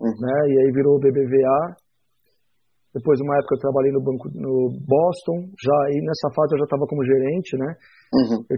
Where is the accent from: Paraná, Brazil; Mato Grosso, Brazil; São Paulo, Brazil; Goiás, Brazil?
São Paulo, Brazil; Barretos; now in São Paulo, Brazil; Me mandou para o interior, me mandou para Barretos, para casa da mãe dela. Eh, e eu fiquei dos sete aos doze anos de idade na cidade de Barretos